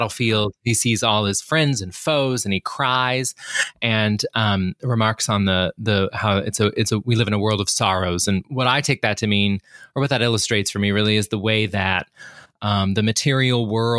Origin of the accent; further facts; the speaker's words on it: Arkansas, United States; my home state of Arkansas, go Hogs